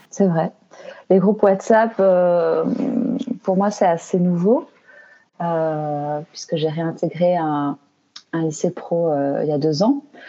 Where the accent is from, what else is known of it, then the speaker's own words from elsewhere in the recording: Belgium; je suis belge, hein, donc j'habite en Belgique